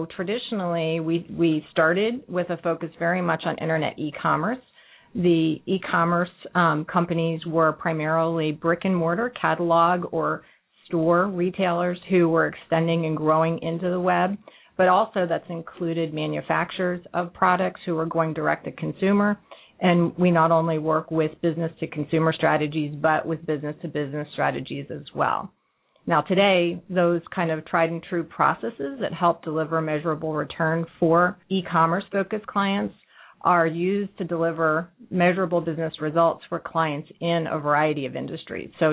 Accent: Cincinnati, Ohio, United States; moved away as an adult; also born or lived in San Francisco / Ann Arbor; I was born and raised here in Cincinnati, and my career has taken me full circle from Cincinnati to San Francisco to Ann Arbor and back here to Cincinnati

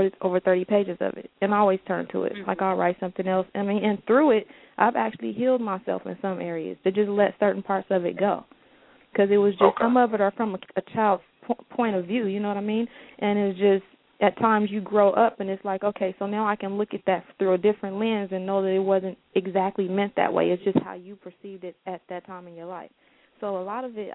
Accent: Oakland, California, United States; I grew up in West Oakland with a single parent

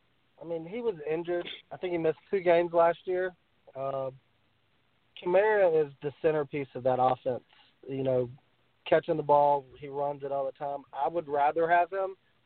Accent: Lexington, South Carolina, United States; accent: Southern; I'm from Lexington, South Carolina.

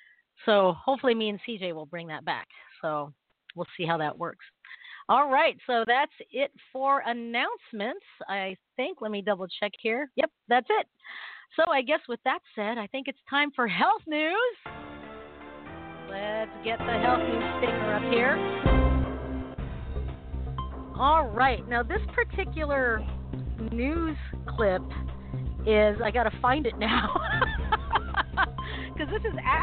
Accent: Philippines; No, I don't either. And that's a good thing because I'm Filipino. We eat anything.

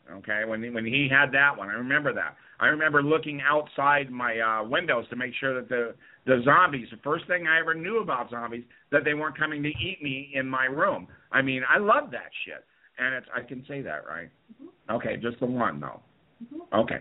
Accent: Las Vegas, Nevada, United States; we both grew up in Vegas

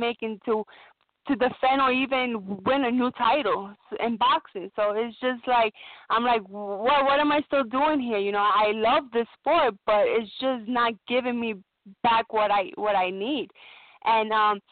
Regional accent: New York City, New York, United States; born or raised there

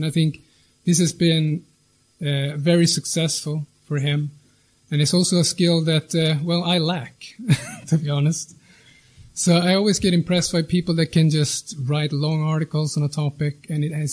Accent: Sweden; I'm from Sweden.

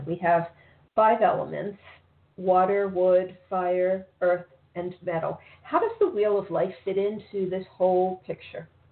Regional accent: Baltimore, Maryland, United States; now in South Florida, United States; I'm originally from Baltimore

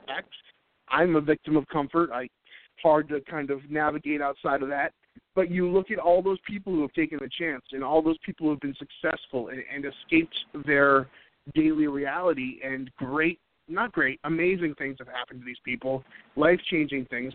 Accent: New England, United States; now in North Carolina, United States; I'm originally from New England

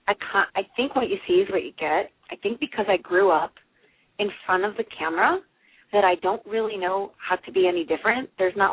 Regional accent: St. Louis, Missouri, United States; I was born and raised in St. Louis

